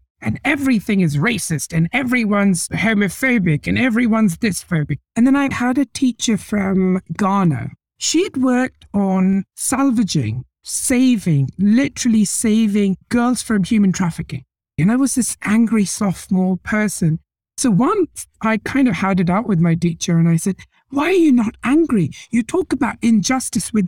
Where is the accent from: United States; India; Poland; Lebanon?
India; moved away as an adult; now in Canada; I was born in India. My father's born in India, but his father was born in Pakistan